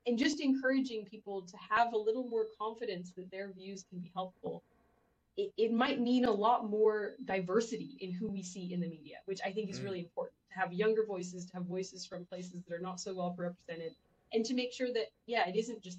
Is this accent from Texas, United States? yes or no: yes; Texas, United States; Well, so I grew up partially in Texas, as some people may know